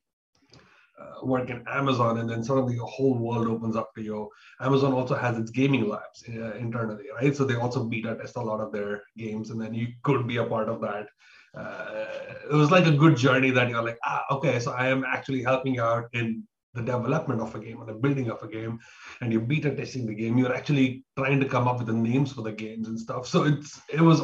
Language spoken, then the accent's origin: English; Bangalore, Karnataka, India; now in Taiwan; I am from India, from Bangalore, India, down south